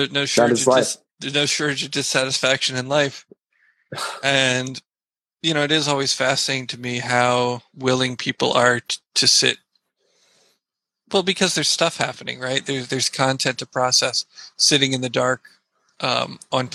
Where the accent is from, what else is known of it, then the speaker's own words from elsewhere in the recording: United States; I'm an American, you know, hippie kid